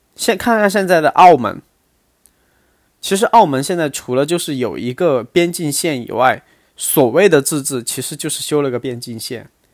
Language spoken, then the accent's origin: Chinese; China; 我作为一个大陆人